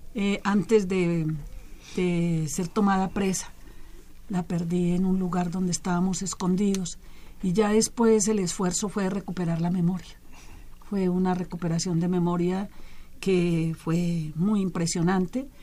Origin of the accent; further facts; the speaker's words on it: Colombia; also born or lived in Chile; now in Mexico; yo soy de origen colombiano, también soy mexicana, muchas gracias a, esta tierra que me ha acogido